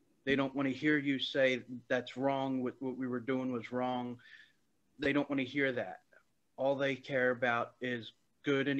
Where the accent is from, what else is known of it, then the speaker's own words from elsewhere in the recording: Philadelphia, Pennsylvania, United States; I first grew up in a predominantly Cambodian area of Philadelphia